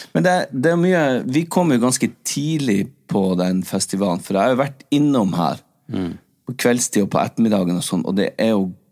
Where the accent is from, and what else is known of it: Northern Norway, Norway; accent: Northern Norwegian; now in Oslo, Norway